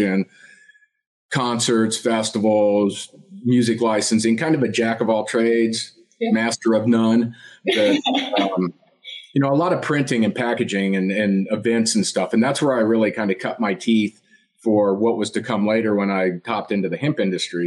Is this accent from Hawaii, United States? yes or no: no; Colorado, United States; also born or lived in Kansas; I grew up in Colorado. I was born in Kansas, actually, but my parents moved here when I was less than one